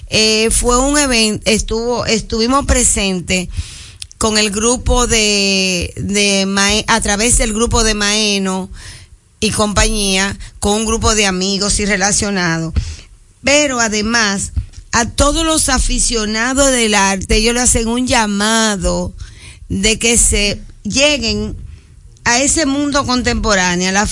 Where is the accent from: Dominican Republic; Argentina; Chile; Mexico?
Dominican Republic; Porque esto que hiciste hoy es que realmente somos dominicanos de la A a la Z.